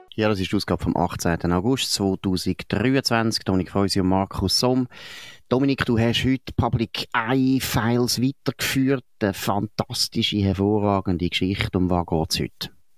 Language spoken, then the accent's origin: German; Baden area, Aargau, Switzerland; moved away; also born or lived in St. Gallen; Ich bin im Raum Baden aufgewachsen